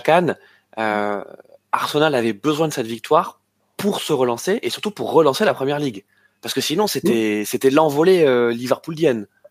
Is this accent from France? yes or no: yes; France; en tant que Français